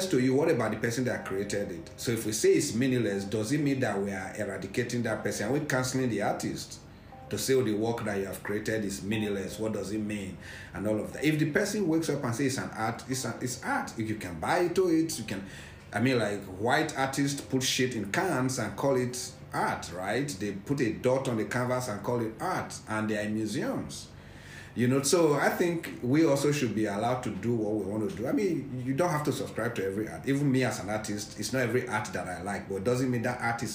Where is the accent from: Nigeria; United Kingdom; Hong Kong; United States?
Nigeria; Edo / Benin Kingdom; now in Lagos, Nigeria; I'm an Edo person.